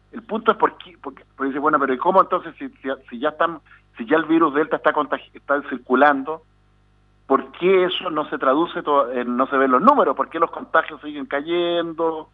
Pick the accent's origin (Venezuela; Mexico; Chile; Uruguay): Chile